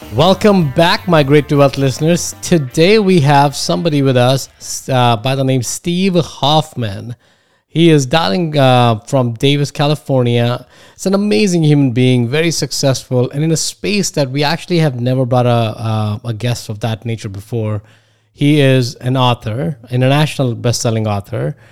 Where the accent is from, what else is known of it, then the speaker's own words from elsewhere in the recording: India; moved away as an adult; now in United States; I come from India. I went to the best colleges here.